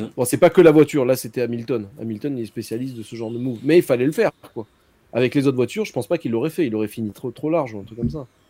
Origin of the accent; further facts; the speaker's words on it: south of France, France; now in Monaco; Je suis du Sud.